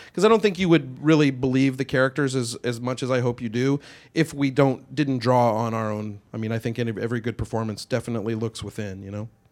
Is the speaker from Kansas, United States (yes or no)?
yes; Kansas, United States; moved away as an adult; now in Los Angeles, United States; I'm from Kansas.